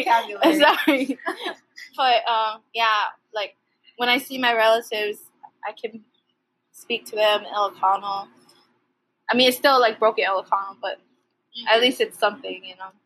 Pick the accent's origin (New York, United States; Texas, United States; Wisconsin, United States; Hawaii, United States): Hawaii, United States; born or raised there; also born or lived in Philippines